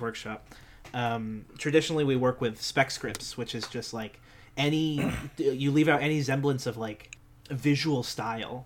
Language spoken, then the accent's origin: English; New Jersey, United States; we're from New Jersey